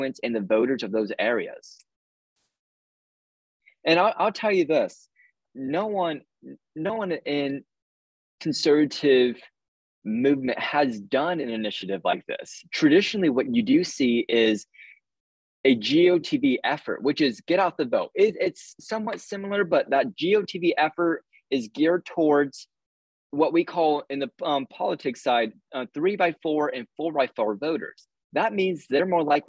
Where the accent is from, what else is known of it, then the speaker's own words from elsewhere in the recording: Arizona, United States; I'm a fourth-generation Arizonan